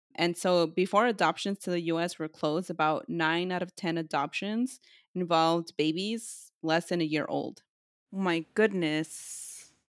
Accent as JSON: {"language": "English", "region": "California", "country": "United States", "said": "We're from California"}